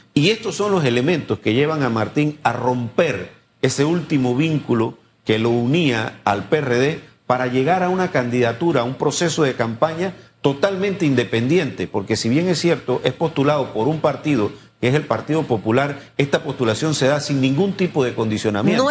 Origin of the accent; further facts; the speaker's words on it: Panama; todos los panameños